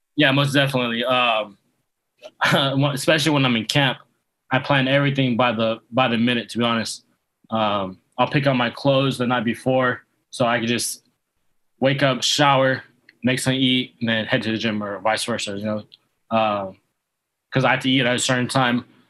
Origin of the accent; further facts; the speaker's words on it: Yuba City, California, United States; now in Coachella Valley, United States; I'm originally from um, Yuba City, California. It's about 30 minutes north of Sacramento.